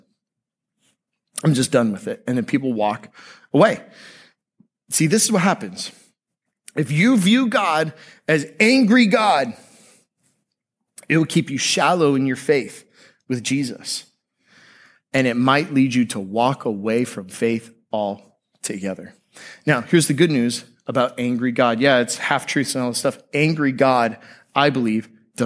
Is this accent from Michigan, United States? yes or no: no; Tampa Bay area, Florida, United States; Growing up in the Tampa Bay area, I went to public high school